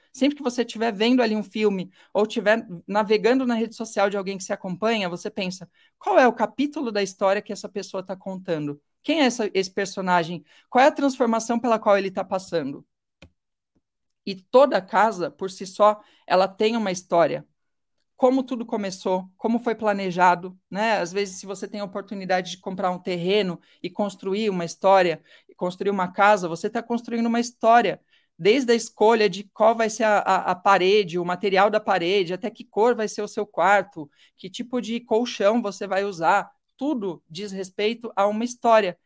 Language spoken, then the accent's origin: Portuguese; São Paulo, Brazil; moved away as an adult; Eu morei em São Paulo a vida inteira